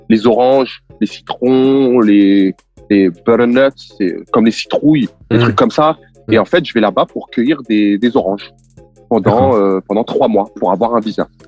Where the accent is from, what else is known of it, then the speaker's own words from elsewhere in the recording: France; Et il s'avère que je suis français